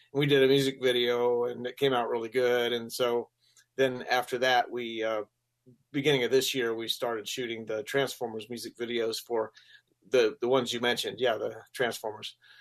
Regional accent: Gainesville, Florida, United States; moved away as an adult; also born or lived in Colorado; I ended up in Gainesville. That's where I lived most of my uh, school years, and uh, it's I consider it my hometown

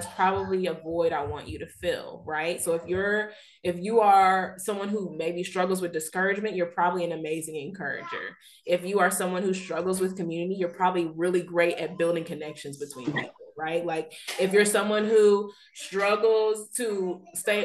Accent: Texas, United States; also born or lived in Missouri / New Orleans; I was born and raised in Texas, but went off to school in Missouri, then lived in New Orleans for 5 years and have been back in Texas almost 5 years

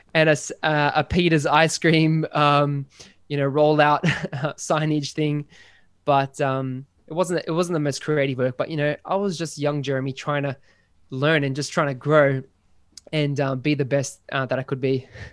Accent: Sydney, New South Wales, Australia; I'm from Sydney in good old Australia

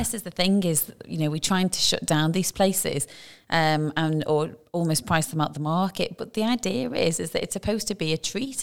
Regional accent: United Kingdom; now in Dubai, United Arab Emirates

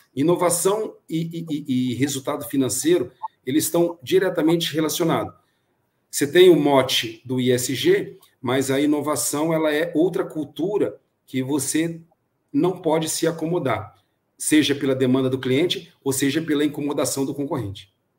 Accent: Brazil; como bom brasileiro

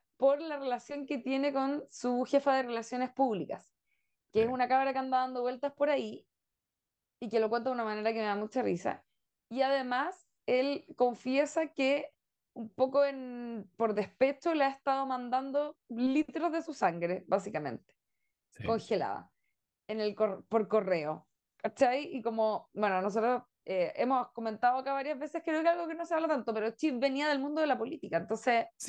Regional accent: Chile

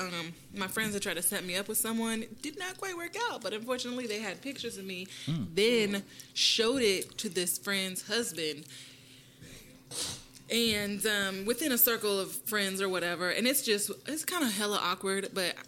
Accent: Kansas, United States; also born or lived in New York; now in Texas, United States; I'm from Kansas, and so I actually don't feel it quite as much here in Texas

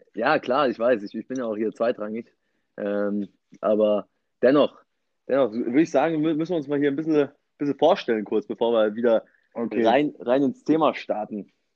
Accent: Munich, Bavaria, Germany; Ich komme aus dem Elternhaus, bin noch immer im Elternhaus, hier im, im schönen München

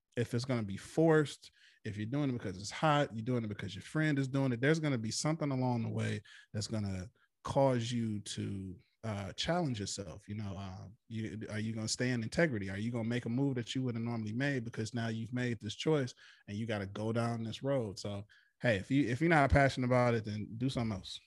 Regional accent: Flint, Michigan, United States; my hometown of Flint, Michigan

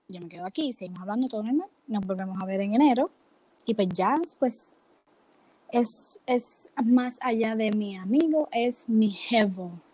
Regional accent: Puerto Rico; moved away as an adult; now in Florida, United States; yo soy de Puerto Rico, pero yo voy a la universidad acá en Florida

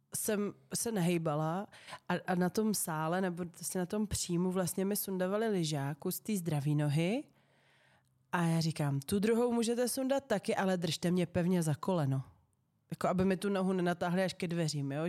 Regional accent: Liberec, Liberec Region, Czechia; všechny spolužáky z gymnázia Františka Xavera Šeldy v Liberci

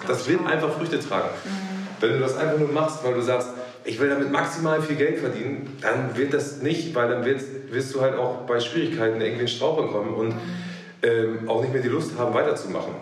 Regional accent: Hamburg, Germany; bin äh, geborener Hamburger

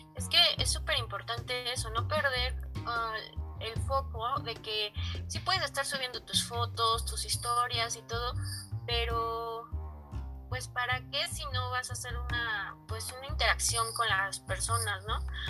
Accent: Mexico City, Mexico

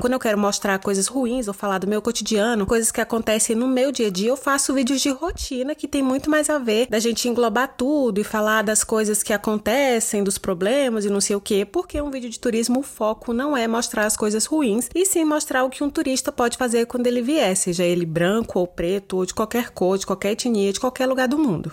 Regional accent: Brazil; first language Portuguese; moved away as an adult; eu estava totalmente ambientada porque era o meu país

